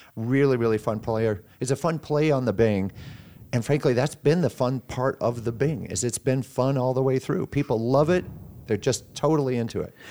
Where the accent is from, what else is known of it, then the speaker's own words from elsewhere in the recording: Sioux City, Iowa, United States; I was born and raised here in Siouxland